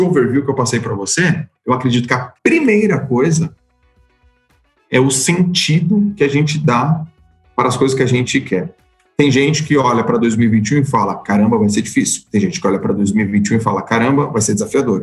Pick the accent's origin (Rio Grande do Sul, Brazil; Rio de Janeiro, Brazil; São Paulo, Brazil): São Paulo, Brazil; Santos; eu sou de Santos, fui nadador em Santos a minha carreira inteira.